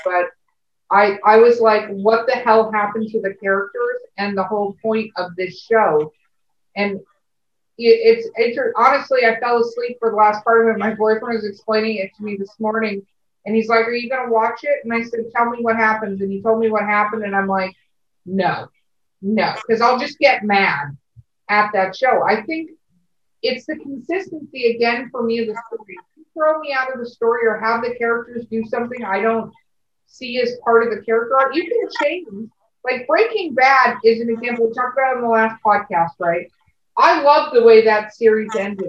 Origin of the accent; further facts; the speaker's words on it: Los Angeles, California, United States; I grew up in Hollywood, California, but my family is from Minnesota